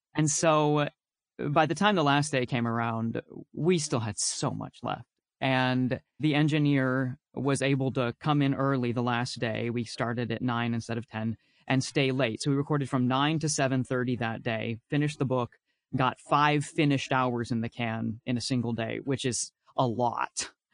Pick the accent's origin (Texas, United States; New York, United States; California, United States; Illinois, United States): Texas, United States; I'm from Texas